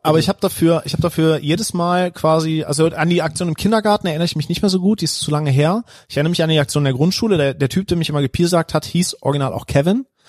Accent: Heinsberg district, North Rhine-Westphalia, Germany; moved away; Ich komme nämlich aus dem Kreis Heinsberg

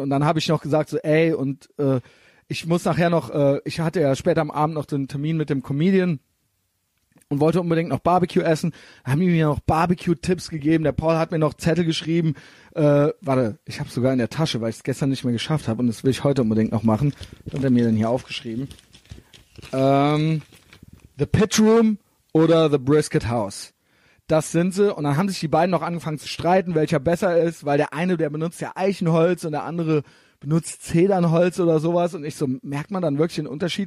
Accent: Germany; aus, aus Deutschland

